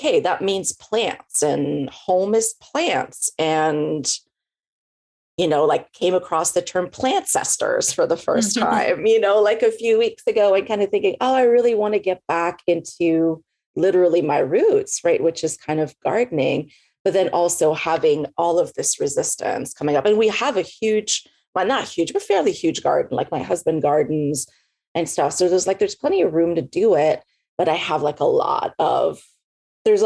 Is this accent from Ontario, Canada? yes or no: no; Montreal, Quebec, Canada; moved away as an adult; also born or lived in Victoria, British Columbia; now in Texas, United States; I'm originally from Montreal in Quebec, and then I moved to Texas 15 years ago